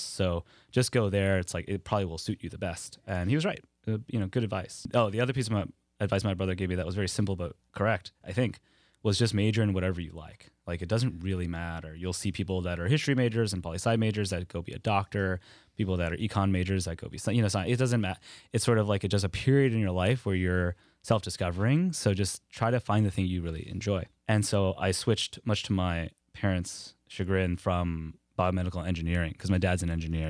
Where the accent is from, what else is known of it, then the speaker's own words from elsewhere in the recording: Kenner, Louisiana, United States; moved away as an adult; I grew up in Kenner, where uh, such precious people as DJ Khaled hail from